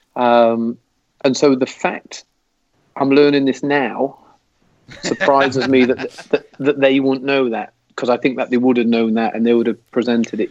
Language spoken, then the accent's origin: English; England, United Kingdom; moved away; as an English football fan